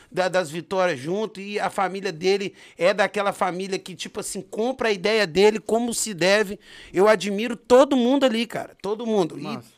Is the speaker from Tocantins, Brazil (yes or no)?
no; Brasília, Federal District, Brazil; born there; Eu sou nascido em Brasília, né? Distrito Federal, Asa Sul, no São Lucas